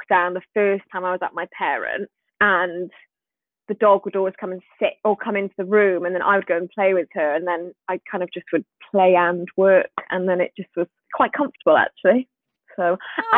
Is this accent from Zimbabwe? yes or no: no; Swansea, Wales, United Kingdom; I'm from Swansea in Wales. Can you hear the accent?